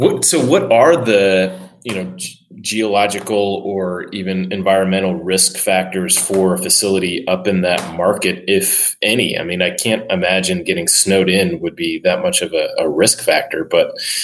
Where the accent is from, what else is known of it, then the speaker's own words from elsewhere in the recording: Chicago, Illinois, United States; I grew up in Chicago, right on the water as well.